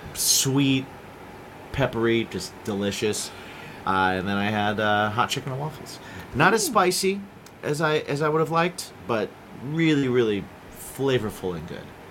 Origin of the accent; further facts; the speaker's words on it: Ohio and Indiana, Midwest, United States; growing up in Ohio and Indiana.